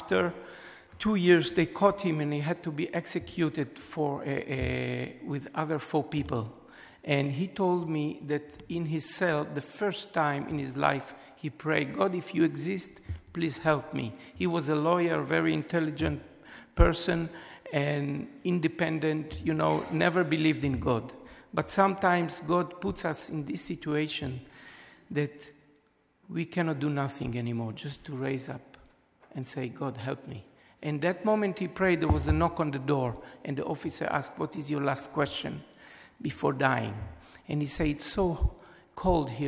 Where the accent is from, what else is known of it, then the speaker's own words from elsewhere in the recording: Israel; moved away as an adult; also born or lived in Europe; I was born in Israel